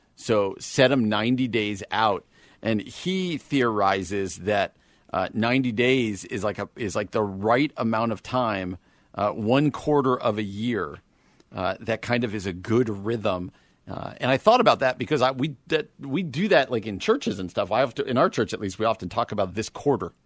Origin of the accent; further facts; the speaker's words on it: East Coast, United States; now in Midwest, United States; I'm from the East Coast